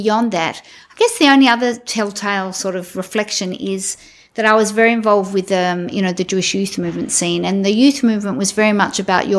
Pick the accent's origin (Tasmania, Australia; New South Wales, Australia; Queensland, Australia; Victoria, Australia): Victoria, Australia; Melbourne; I grew up in Melbourne